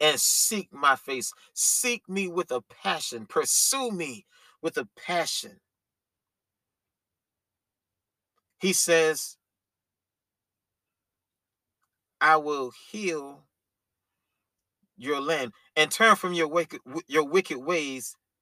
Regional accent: Columbia, South Carolina, United States; my hometown of Columbia, South Carolina

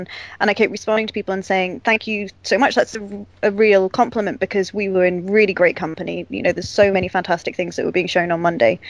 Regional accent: United Kingdom; as a Brit

